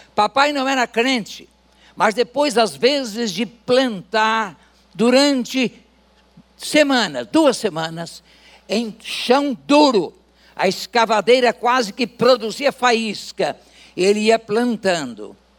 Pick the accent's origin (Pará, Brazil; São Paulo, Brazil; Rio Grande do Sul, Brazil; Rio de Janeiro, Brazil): Rio de Janeiro, Brazil; interior of Rio de Janeiro state, Brazil; moved away; eu vim com 12 anos apenas, eu fui do interior do estado do Rio de Janeiro, sou fluminense, aliás, duas vezes fluminense. Eu nasci no Rio de Janeiro